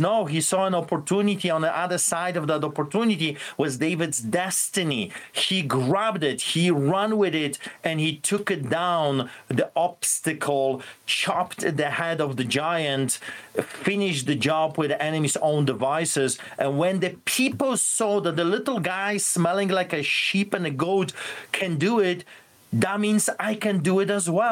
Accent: Poland; born or raised there; now in Canada

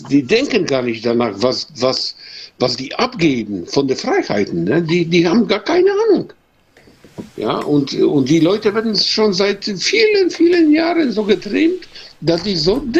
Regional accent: Poland; German is a second language; now in Germany; weil äh, ich komme aus Polen, ja, ich bin Pole und äh, ja, wohne ich in Deutschland

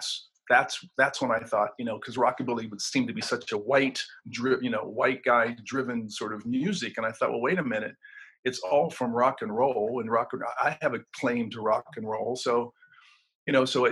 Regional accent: Cambridge, Ohio, United States; moved away as an adult; also born or lived in New York; a little, you know, five and dime store in my hometown, Cambridge, Ohio

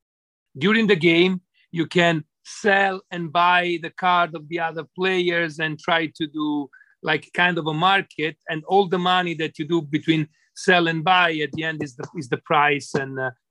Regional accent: Florence, Tuscany, Italy; English is a second language; moved away; I'm from Florence.

